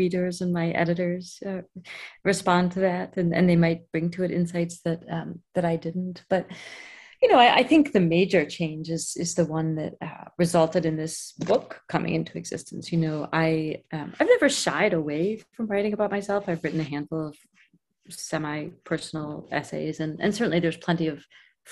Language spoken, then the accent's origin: English; Cleveland, Ohio, United States; moved away; I'm from Ohio, outside of Cleveland